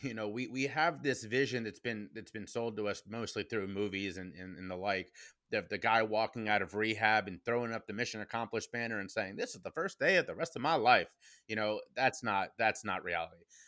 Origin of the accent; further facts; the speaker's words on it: Cincinnati, Ohio, United States; my hometown of Cincinnati, Ohio